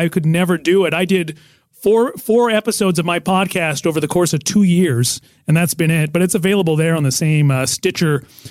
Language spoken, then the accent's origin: English; Nelson, British Columbia, Canada; now in United States; I'm in my hometown of Nelson, British Columbia, famous for being the shooting location for the Steve Martin movie, Roxanne.